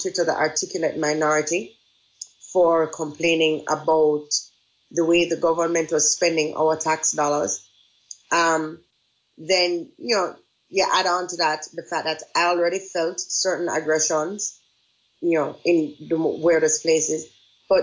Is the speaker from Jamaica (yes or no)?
yes; Jamaica; moved away as an adult; now in Japan; I think it is the greatest privilege on the planet to be born in Jamaica.